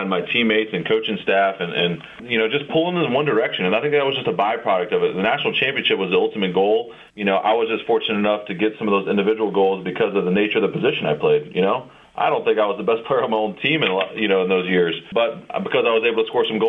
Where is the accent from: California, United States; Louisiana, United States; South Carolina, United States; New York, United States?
Louisiana, United States; Gonzales; moved away as an adult; also born or lived in Maryland; growing up in South Louisiana, not really known as a soccer hotbed